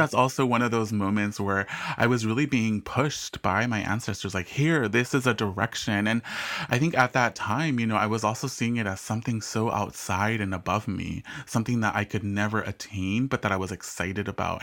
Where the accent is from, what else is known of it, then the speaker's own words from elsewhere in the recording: Southern California, United States; also born or lived in England; growing up in Southern California